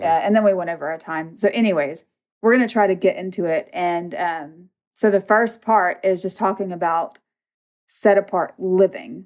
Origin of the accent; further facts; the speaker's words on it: Mississippi, United States; I'm from Mississippi